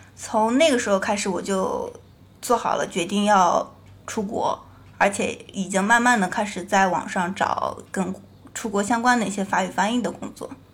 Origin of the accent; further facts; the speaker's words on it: Qingdao, Shandong, China; moved away; also born or lived in Beijing; 我是青岛人，我本身对海可能有一种特殊的感情